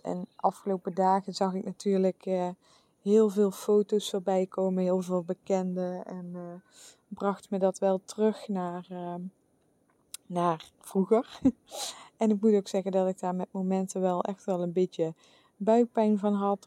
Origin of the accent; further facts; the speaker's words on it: where Vastelaovend is celebrated, Limburg, Netherlands; moved away; de plek waar ik vandaan kom